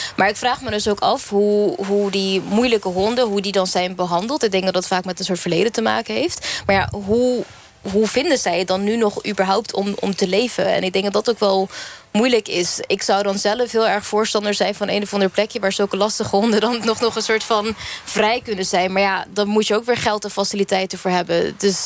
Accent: Curaçao; ik kom zelf uit Curaçao

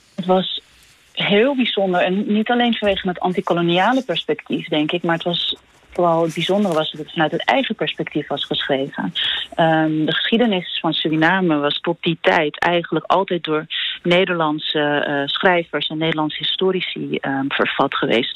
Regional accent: Netherlands; als Nederlander

